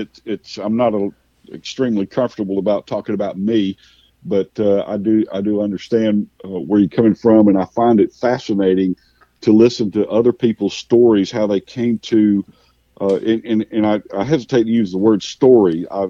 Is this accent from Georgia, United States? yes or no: yes; Cordele, Georgia, United States; I was raised. I have three older brothers, and we were raised in the Southern Baptist Church, in predominantly in Middle Georgia, in a little town called Cordele, a watermelon capital of the world.